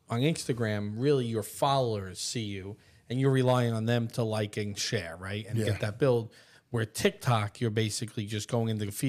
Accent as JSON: {"language": "English", "region": "New York", "country": "United States", "also_born_or_lived": "Port St. Lucie, Florida", "said": "I call everything a hero because I'm from New York."}